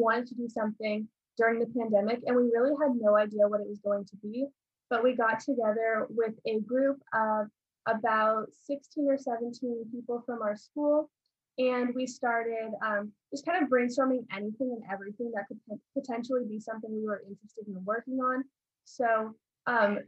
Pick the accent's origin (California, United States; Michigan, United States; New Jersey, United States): California, United States; Los Angeles; I'm also from Los Angeles, California, and I am also a senior.